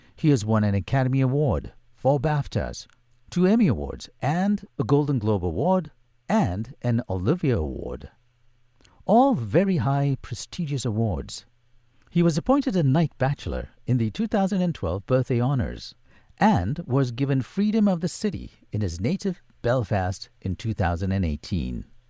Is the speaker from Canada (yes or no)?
no; Singapore; I don't think you can take the Singapore out of me. I grew up in the Pekio area